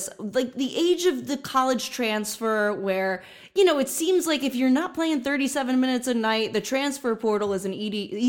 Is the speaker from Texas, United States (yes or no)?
no; New Jersey, United States; accent: Jersey; My Jersey accent